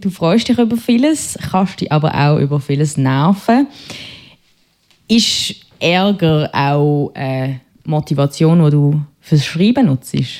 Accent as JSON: {"language": "German", "town": "Basel", "region": "Basel-Stadt", "country": "Switzerland", "accent": "Basler", "said": "meinem Basler Akzent"}